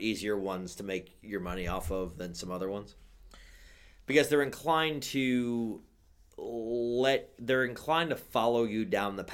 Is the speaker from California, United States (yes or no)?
no; New York, United States; I don't come from New Jersey. I come from New York